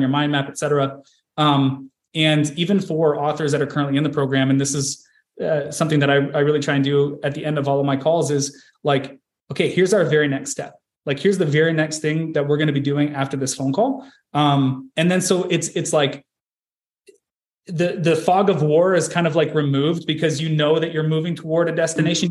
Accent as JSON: {"language": "English", "country": "Canada", "said": "I'm Canadian"}